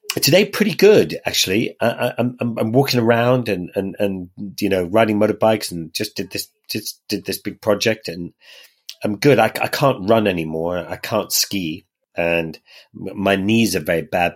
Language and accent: English; Ireland; in Ireland, where I grew up